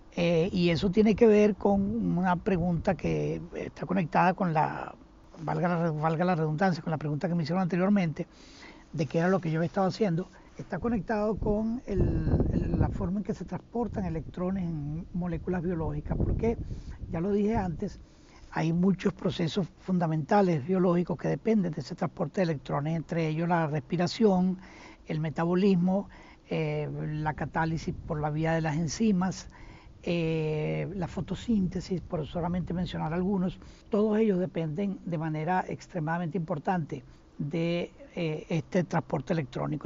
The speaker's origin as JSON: {"language": "Spanish", "country": "Venezuela", "also_born_or_lived": "Sweden / Israel / Chicago, United States", "moved": "as an adult", "lives_now": "Phoenix, United States", "said": "yo no salí de Venezuela como han salido muchos venezolanos"}